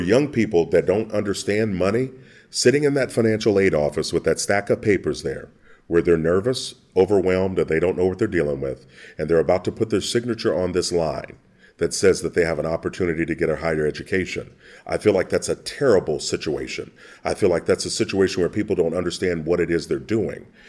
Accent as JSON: {"language": "English", "region": "Kentucky", "country": "United States", "tie": "born or raised there", "said": "growing up in Kentucky"}